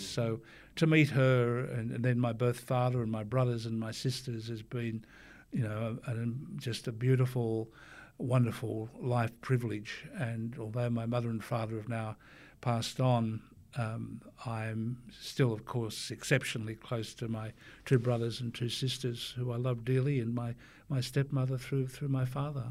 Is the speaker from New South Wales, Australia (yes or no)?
yes; Forster, New South Wales, Australia; my time as a growing up in Foster, being on the surfboard